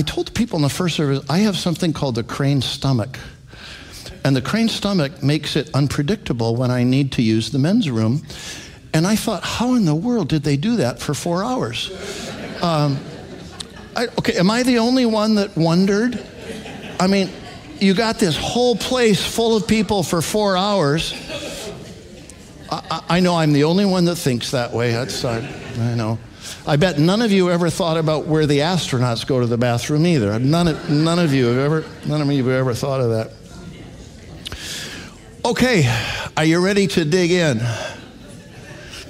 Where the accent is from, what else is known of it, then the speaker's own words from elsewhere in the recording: Alberta, Canada; now in United States; I grew up in Alberta, Canada, Western Canada.